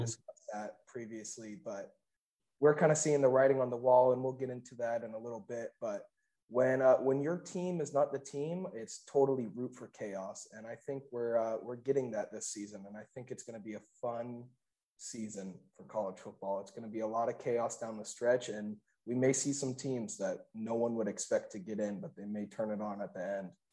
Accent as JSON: {"language": "English", "region": "Northern California", "country": "United States", "said": "I'm from Northern California"}